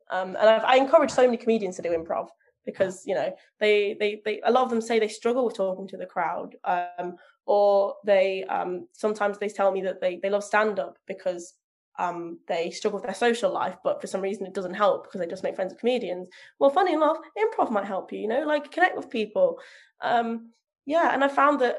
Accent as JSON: {"language": "English", "town": "Leicester", "region": "East Midlands", "country": "United Kingdom", "lives_now": "North of England", "said": "I live in the north of England, so my accent stands out rather than well, I should sound like this from Leicester, but actually I sound like this."}